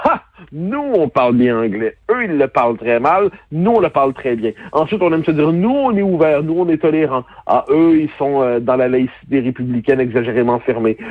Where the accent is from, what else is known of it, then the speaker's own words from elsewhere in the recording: Quebec, Canada; notre accent, non pas nos propres mots